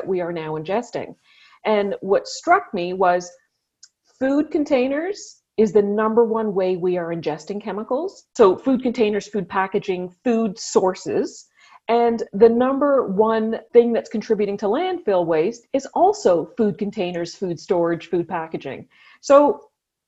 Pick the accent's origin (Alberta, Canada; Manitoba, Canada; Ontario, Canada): Ontario, Canada; Ottawa; I grew up here in Ottawa